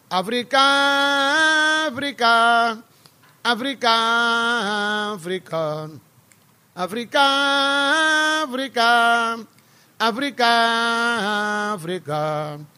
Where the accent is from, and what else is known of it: San Basilio de Palenque, Bolívar, Colombia; moved away